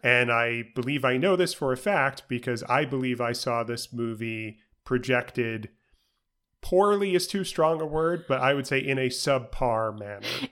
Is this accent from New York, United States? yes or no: yes; New York City, New York, United States; I grew up in New York City.